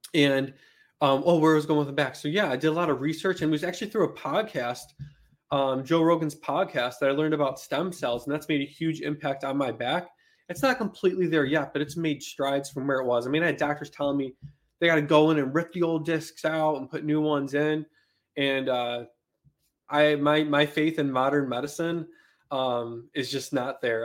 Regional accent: Buffalo, New York, United States; moved away as an adult; I grew up in Buffalo, New York, in subsidized housing

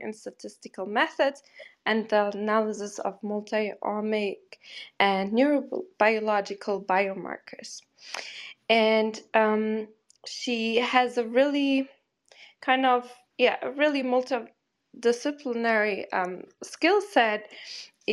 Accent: Portugal; moved away as an adult; also born or lived in North Carolina / Boston; now in New York, United States; moved back to, you know, my home country, Portugal

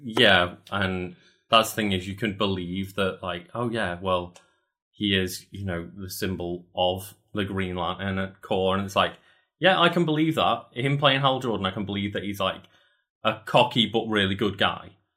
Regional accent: United Kingdom; I'm British

